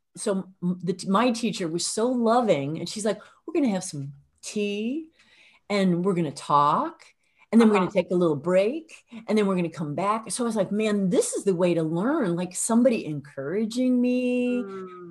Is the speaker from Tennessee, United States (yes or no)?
no; Illinois, United States; accent: midwestern; I'm also from Illinois